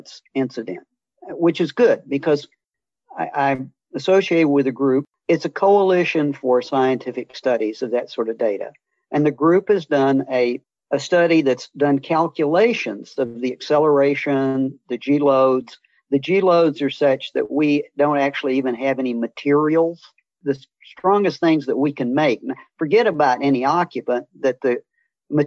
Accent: Missouri, United States; born or raised there; moved away as an adult; also born or lived in Atlanta, Georgia

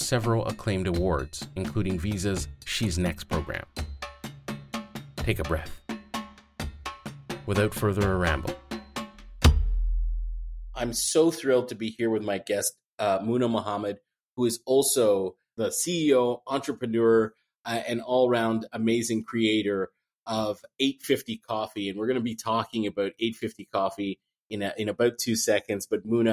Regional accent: Addis Ababa, Ethiopia; I was born in Addis Ababa, Ethiopia, some years after the reign of Emperor Haile Selassie had expired

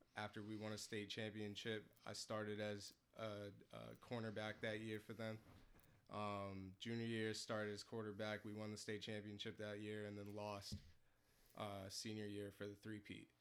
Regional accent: Portsmouth, New Hampshire, United States; I'm from Portsmouth

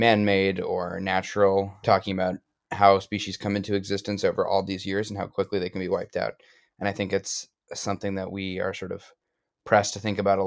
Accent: Amherst, Massachusetts, United States; from Amherst, Massachusetts originally, so a local boy

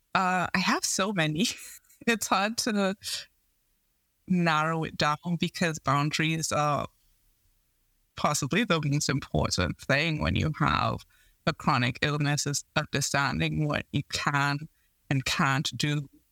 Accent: Trinidad & Tobago; I grew up in Trinidad and Tobago in the Caribbean

